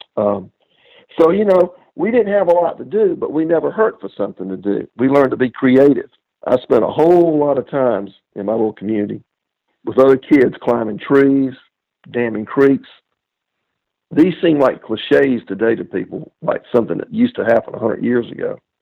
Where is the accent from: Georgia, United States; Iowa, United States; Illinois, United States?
Georgia, United States; Lincolnton; moved away; my hometown back in Lincoln, Georgia.